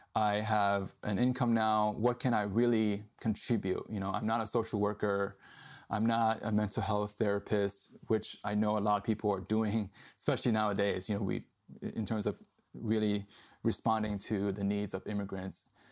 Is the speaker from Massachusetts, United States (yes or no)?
yes; Boston, Massachusetts, United States; moved away as an adult; also born or lived in Hong Kong / New York; now in San Diego, United States; I was living in Boston, where I grew up. And my parents and I, uh, immigrated here, uh, when I was eight years old from Hong Kong to New York. Um, but I grew up mostly in Boston